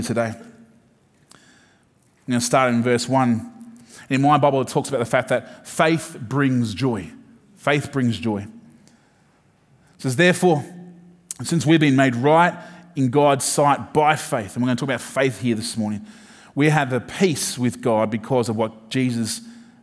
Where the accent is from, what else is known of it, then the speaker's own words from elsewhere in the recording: Sydney, New South Wales, Australia; I'm from Sydney, but not necessarily from the city.